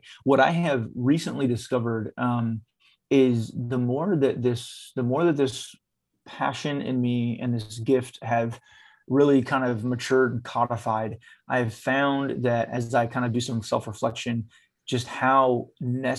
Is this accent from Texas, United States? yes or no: yes; Texas, United States; I grew up around that in Texas.